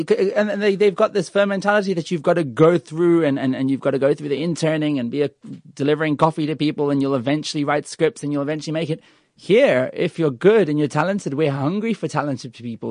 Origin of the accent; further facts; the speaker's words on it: Australia; also born or lived in United Kingdom; now in South Africa; I was born in the U K and I was raised in Australia and, and I choose to be here